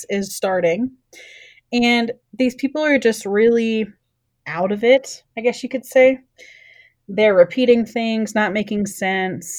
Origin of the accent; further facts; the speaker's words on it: Texas, United States; I'm from Texas